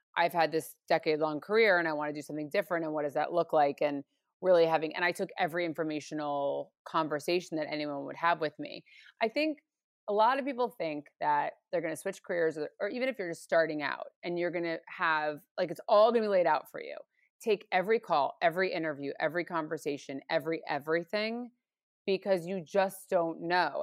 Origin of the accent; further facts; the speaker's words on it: New York or the suburbs of New York, United States; moved away as an adult; now in Los Angeles, United States; I grew up in New York or the suburbs of New York